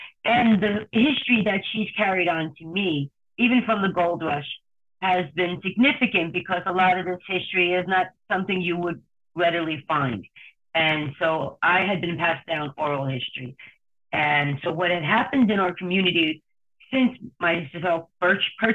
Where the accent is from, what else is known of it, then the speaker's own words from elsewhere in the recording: New Jersey, United States; moved away as an adult; also born or lived in Hawaii / Maui / New York; now in San Francisco, United States; I'm from New Jersey, if you can't hear my accent